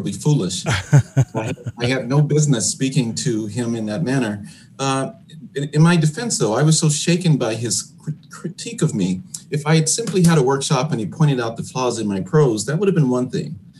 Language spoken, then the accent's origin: English; Chicago, Illinois, United States; growing up on the South Side of Chicago